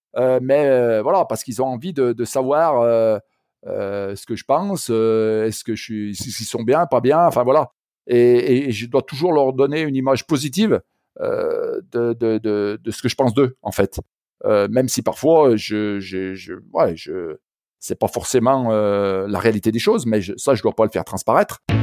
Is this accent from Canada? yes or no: no; Saint-Étienne, Auvergne-Rhône-Alpes, France; À l'origine, moi, je, suis stéphanois. Alors peut-être que mon accent déjà euh, l'aura laissé entendre